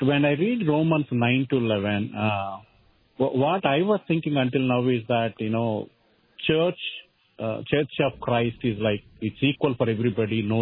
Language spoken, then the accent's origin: English; India; now in St. Paul, United States; I was, you know, born and brought up in India, and I came to know the Lord at uh, 19 years of age from Hinduism.